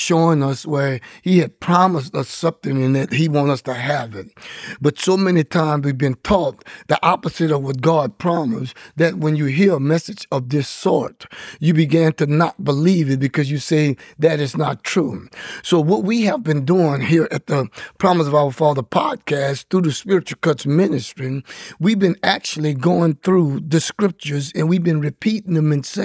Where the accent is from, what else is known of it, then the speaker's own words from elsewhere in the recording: Louisiana, United States; I'm from Louisiana